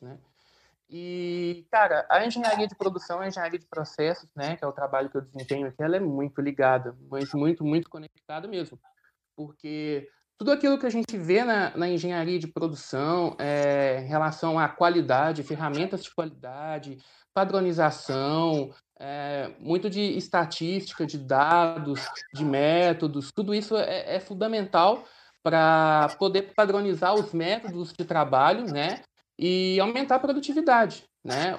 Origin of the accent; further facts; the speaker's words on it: Itaúna, Minas Gerais, Brazil; moved away as an adult; now in Barra Mansa, Brazil; eu sou natural de Itaúna, Minas Gerais